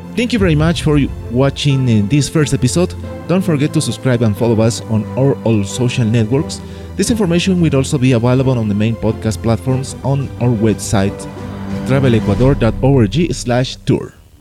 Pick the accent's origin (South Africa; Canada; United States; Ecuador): Ecuador; I was born in Ecuador, a small paradise in South America.